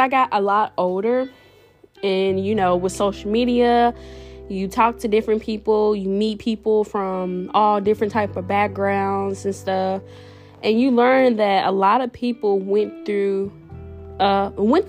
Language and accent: English; Jackson, Mississippi, United States; I'm originally from Jackson, Mississippi